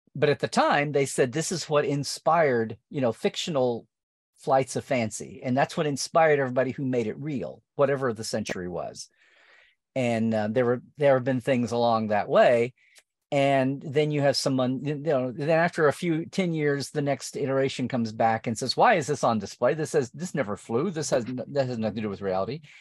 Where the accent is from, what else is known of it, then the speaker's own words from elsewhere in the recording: near Norman, central Oklahoma, United States; I was growing up in Okla, not rural Oklahoma, but like suburban adjacent central Oklahoma to Norman